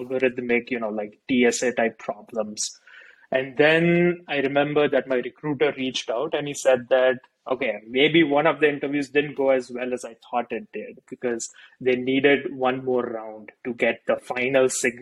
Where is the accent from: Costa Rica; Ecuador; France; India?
India; moved away as an adult; growing up in India